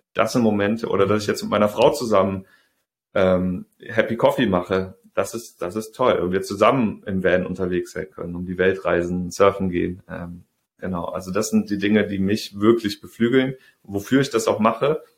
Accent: Rhineland, Germany; moved away as an adult; also born or lived in Saxony / Hamburg; ich komme aus dem Rheinland, in Sachsen studiert

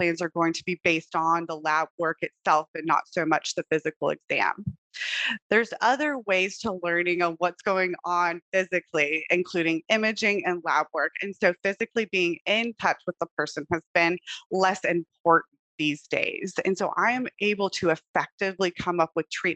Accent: Texas, United States; moved away as an adult; now in Hawaii, United States; I'm actually originally from Texas. I did all my schooling out there

